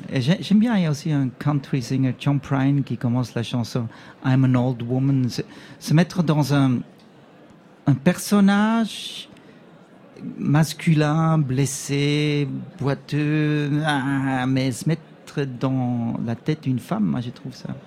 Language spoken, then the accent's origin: French; Switzerland; je suis suisse